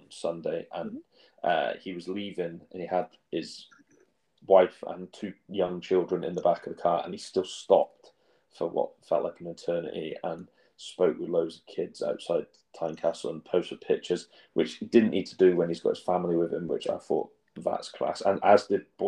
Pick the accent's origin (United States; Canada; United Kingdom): United Kingdom; England; moved away; my hometown team back in England